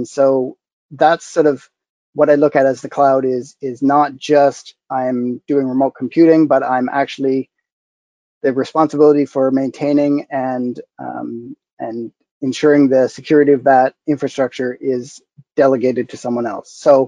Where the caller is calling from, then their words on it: London, Ontario, Canada; London, Ontario, Canada, where I've been for 20 years.